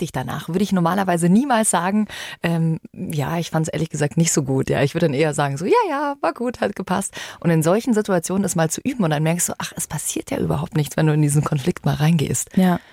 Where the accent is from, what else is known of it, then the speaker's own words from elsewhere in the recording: Germany; bei uns in Deutschland